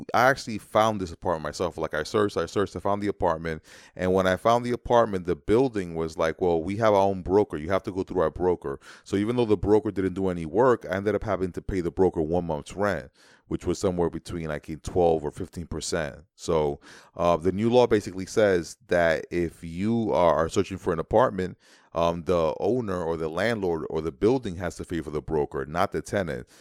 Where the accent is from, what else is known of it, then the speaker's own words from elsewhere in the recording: New York City, New York, United States; as a New Yorker